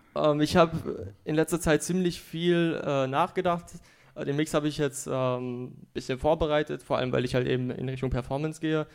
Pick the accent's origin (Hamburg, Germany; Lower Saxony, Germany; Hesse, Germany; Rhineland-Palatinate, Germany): Hesse, Germany; Frankfurt; komme hier aus Frankfurt